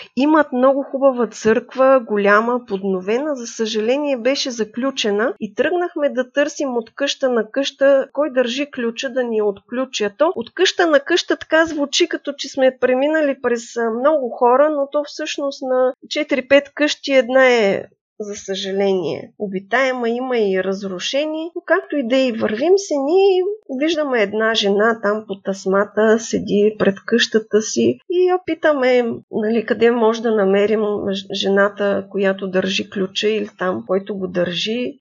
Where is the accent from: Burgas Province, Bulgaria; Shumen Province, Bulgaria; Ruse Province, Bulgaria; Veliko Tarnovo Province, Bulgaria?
Veliko Tarnovo Province, Bulgaria; Gorna Oryahovitsa; Израснала съм в Горна Оряховица